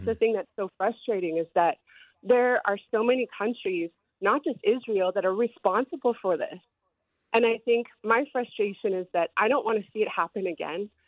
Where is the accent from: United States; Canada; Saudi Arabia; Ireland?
Canada; I come from Canada